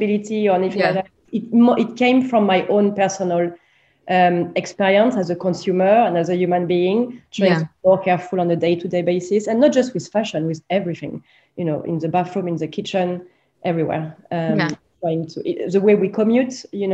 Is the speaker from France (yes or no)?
yes; France; growing up in France in the 90s